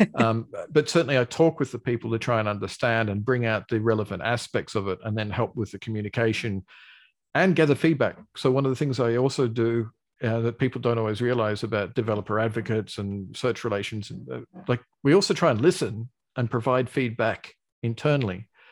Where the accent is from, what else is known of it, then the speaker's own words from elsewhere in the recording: Australia; accent: Australian; I've got an Australian accent. I'm Australian